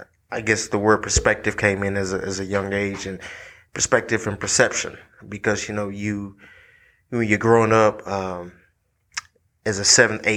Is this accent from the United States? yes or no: yes; Franklin, Tennessee, United States; also born or lived in Nashville, Tennessee; I'm definitely a Franklin native, born and raised in Franklin, Tennessee. Born in Nashville, actually.